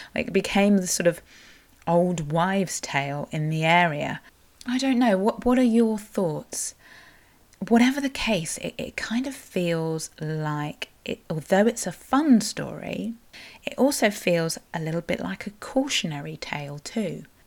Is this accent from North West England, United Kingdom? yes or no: no; Cornwall, South West England, United Kingdom; I am a Cornish writer, blogger and podcaster